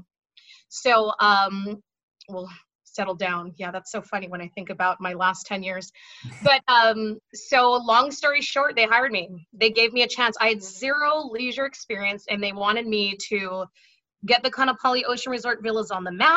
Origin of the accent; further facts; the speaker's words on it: Haiku, Hawaii, United States; I'm born and raised Maui girl. I grew up on the North Shore in a little town called Haiku